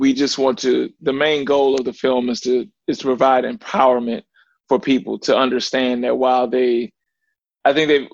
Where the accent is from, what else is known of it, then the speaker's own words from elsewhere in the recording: Ferguson, Missouri, United States; also born or lived in Little Rock, Arkansas; I was born in Little Rock, Arkansas. Some people know about the gang violence that was down there. And my mother moved to St. Louis, Missouri, which was Ferguson, was the actual city we were in, which within St. Louis, which a lot of people heard about Mike Brown, things like that. And that's where I was raised